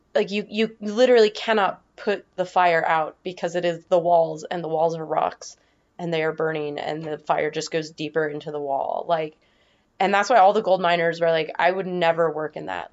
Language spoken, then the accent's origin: English; Northern Nevada, United States; moved away as an adult; I was born in Northern Nevada, and I lived there until I graduated high school, so eighteen years